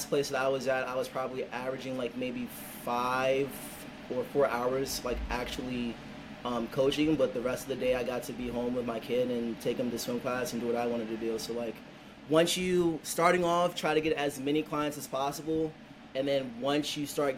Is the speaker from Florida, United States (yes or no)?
no; Bowie, Maryland, United States; I'm originally from the Bowie, Maryland area